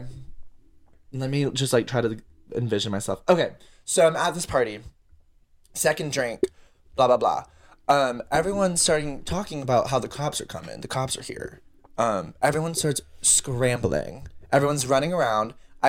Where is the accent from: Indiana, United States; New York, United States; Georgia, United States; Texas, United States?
Georgia, United States; Peachtree City; we're from Peachtree